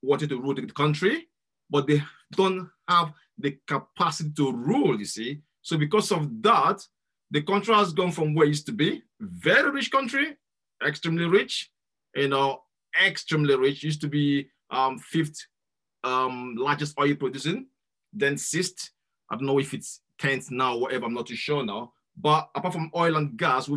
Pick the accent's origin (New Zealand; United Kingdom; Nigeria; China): Nigeria; moved away as an adult; I grew up in Nigeria. I left Nigeria when I was 20.